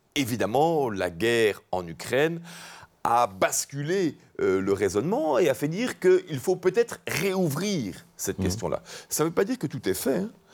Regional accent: Charleroi, Wallonia, Belgium; je viens de Charleroi

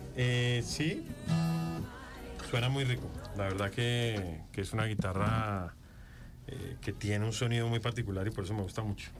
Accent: Bogotá, Colombia; Bogotá, que es la ciudad donde yo vengo, donde nací

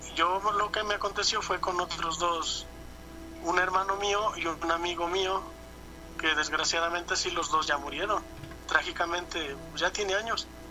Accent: Perote, Veracruz, Mexico; yo soy de Perote, Veracruz

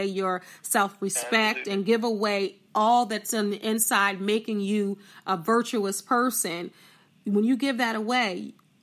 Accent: New Jersey, United States; I'm from South Jersey

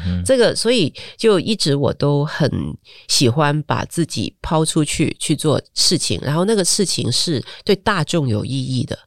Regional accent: Hong Kong; moved away as an adult; now in Taiwan; 我们香港

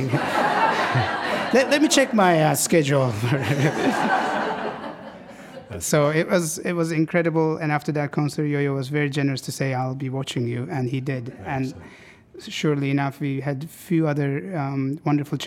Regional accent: Istanbul, Turkey; moved away as an adult; now in Seattle, United States; something about Seattle reminds me so much of home, Istanbul

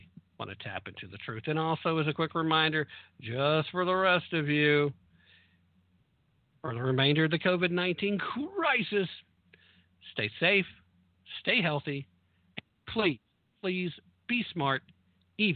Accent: the South, United States; I'm a Southerner

